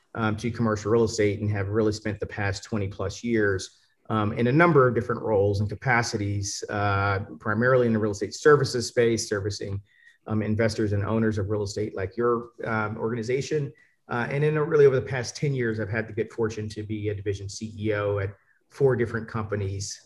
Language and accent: English; Atlanta, Georgia, United States; I grew up in Atlanta, and not the great part of Atlanta.